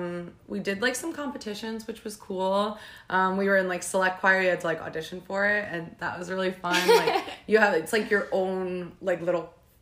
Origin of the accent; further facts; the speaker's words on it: New Jersey, United States; Well, I'm 29 years old. I grew up in Sussex County, New Jersey, and I started singing like in my church choir.